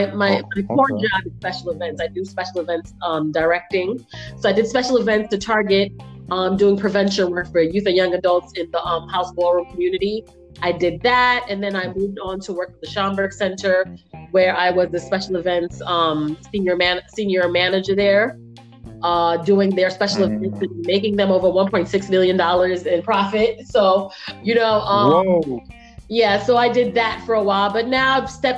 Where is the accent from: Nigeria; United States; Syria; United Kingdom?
Nigeria; also born or lived in Ghana; I was born in Nigeria